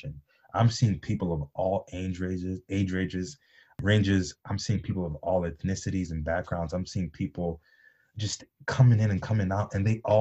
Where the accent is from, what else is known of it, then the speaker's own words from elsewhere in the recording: Michigan, United States; growing up in Michigan